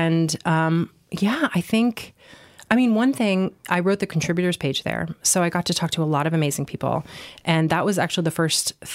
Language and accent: English; New York, United States; being a New Yorker